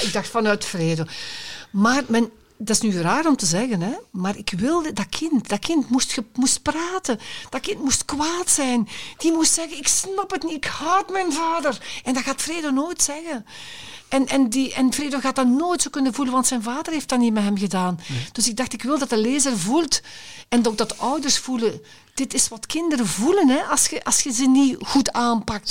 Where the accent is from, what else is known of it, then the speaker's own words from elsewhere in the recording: Limburg, Belgium; now in Brabant, Belgium; ik ben Limburger van aard. Hè, en ik woon al heel lang in Brabant